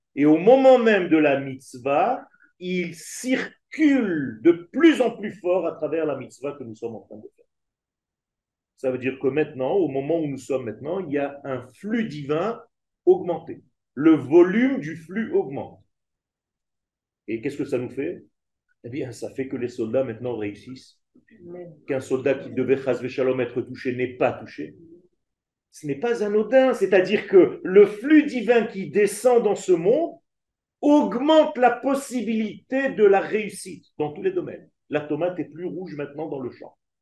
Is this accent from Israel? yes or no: yes; Israel; J'ai vécu en Israël euh, toutes les guerres pratiquement, puisque je suis né en Israël, la guerre de six jours, la guerre de Kippour, étant enfant